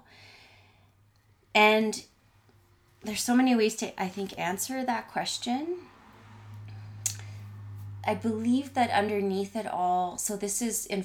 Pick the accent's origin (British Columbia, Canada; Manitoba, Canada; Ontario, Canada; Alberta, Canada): Ontario, Canada; Ottawa; moved away as an adult; also born or lived in Quebec / Vancouver; I grew up in Ottawa